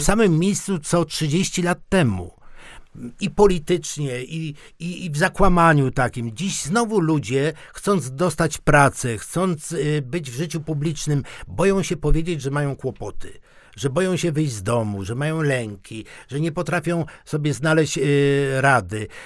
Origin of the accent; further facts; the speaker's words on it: Silesian Voivodeship, Poland; A u nas na Śląsku